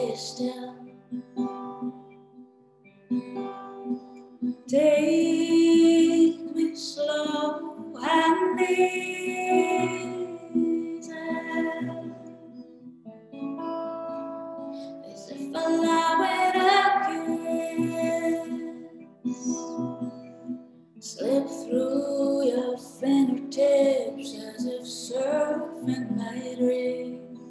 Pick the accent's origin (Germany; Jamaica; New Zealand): Germany; now in Athens, Greece; I'm from Germany, and I live in Athens, Greece now.